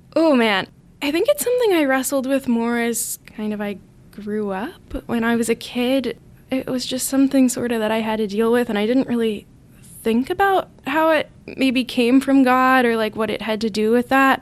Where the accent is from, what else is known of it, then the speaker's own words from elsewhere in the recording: Allentown, Pennsylvania, United States; moved away as an adult; now in Notre Dame, United States; I'm from Allentown, Pennsylvania, which is about an hour and a half north of Philadelphia